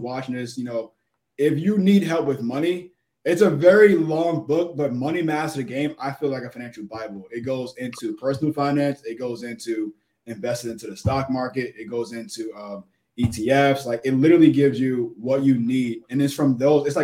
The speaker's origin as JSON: {"language": "English", "town": "New York City", "region": "New York", "country": "United States", "tie": "born or raised there", "said": "South Jamaica. Born and raised."}